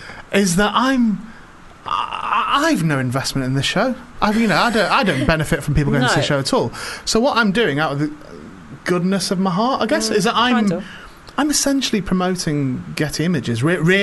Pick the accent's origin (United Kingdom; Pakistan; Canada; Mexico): United Kingdom; St Helens, North West England; also born or lived in Warrington; I'm from St Helens.